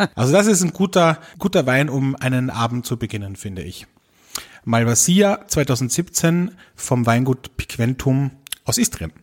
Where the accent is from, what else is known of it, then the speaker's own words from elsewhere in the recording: Austria; hier bei uns in Österreich